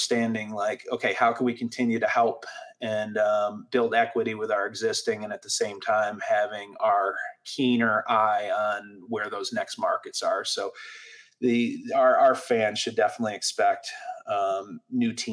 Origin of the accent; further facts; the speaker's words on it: Syracuse, New York, United States; growing up in Syracuse